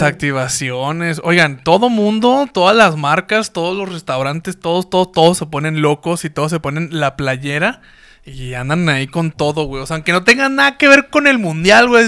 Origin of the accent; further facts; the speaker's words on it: Mexico; nuestra identidad como mexicanos